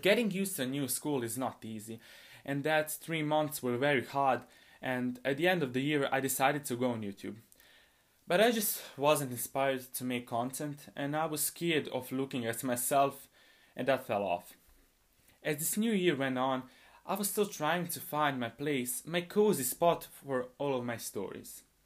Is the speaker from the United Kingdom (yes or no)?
no; Bosnia & Herzegovina; I'm a high school student, and I come from Bosnia